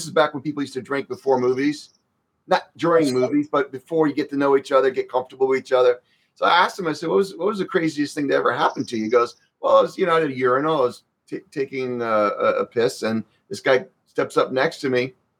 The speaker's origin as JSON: {"language": "English", "country": "Croatia", "tie": "born or raised there", "said": "I was born in Croatia."}